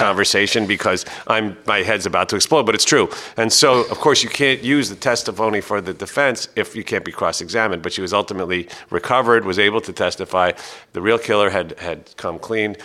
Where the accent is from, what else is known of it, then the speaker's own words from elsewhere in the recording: New York City, New York, United States; I was born in New York City